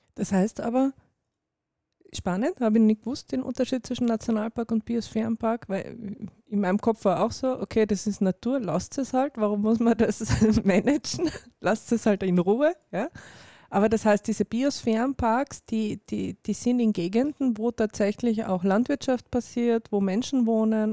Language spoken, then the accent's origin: German; Carinthia, Austria; ich bin selber Kärntnerin